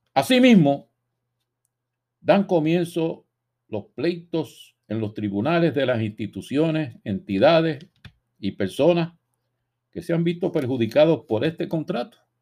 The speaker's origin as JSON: {"language": "Spanish", "country": "Puerto Rico", "said": "los puertorriqueños, repito, no somos extranjeros en nuestra propia nación"}